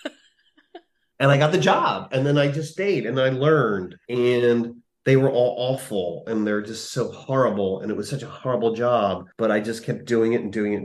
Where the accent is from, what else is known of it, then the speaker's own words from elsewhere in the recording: New Jersey–Pennsylvania border, United States; moved away as an adult; now in Los Angeles, United States; Where I grew up on the Jersey Pennsylvania border